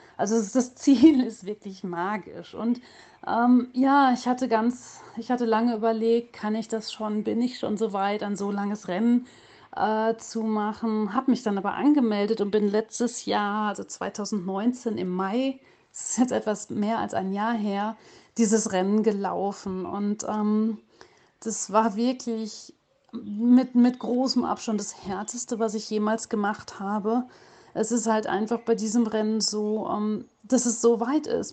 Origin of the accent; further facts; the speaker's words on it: Hagen, North Rhine-Westphalia, Germany; in meiner Heimatstadt in Hagen